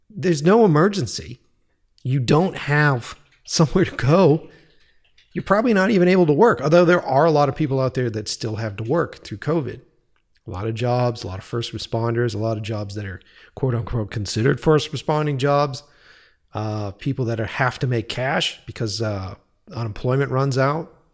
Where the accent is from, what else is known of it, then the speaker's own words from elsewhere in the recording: East Coast, United States; now in California, United States; when I was moving out from the East Coast as a grizzled fucking East Coaster